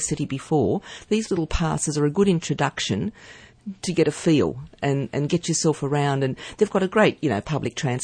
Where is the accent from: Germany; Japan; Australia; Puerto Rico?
Australia; as an Australian